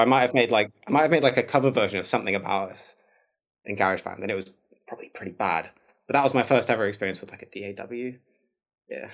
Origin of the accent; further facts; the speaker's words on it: Manchester, North West England, United Kingdom; moved away as an adult; now in Oakland, United States; I'm from Manchester, so I'm from the same town